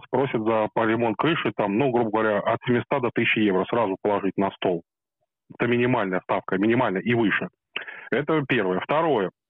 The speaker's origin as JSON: {"language": "Russian", "region": "Moscow", "country": "Russia", "said": "ну, я, я из Москвы"}